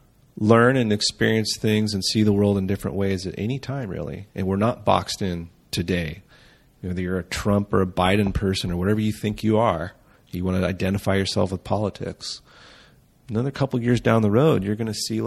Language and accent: English; United States; I'm an American raised with Judeo-Christian values